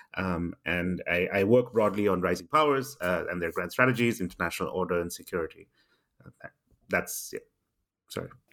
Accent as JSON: {"language": "English", "country": "India", "tie": "born or raised there", "also_born_or_lived": "Singapore", "moved": "as an adult", "lives_now": "London, United Kingdom", "said": "I grew up in India"}